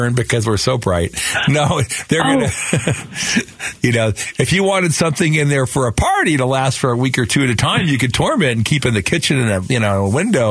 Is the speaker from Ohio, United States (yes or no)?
no; Phoenix, Arizona, United States; Where we grew up in Sunny Slope, we always used our wash water for watering our citrus trees.